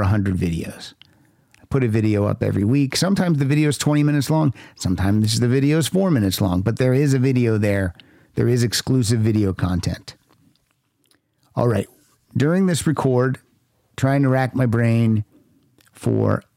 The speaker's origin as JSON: {"language": "English", "town": "Hollidaysburg", "region": "Pennsylvania", "country": "United States", "said": "I'm from Hollidaysburg, Pennsylvania"}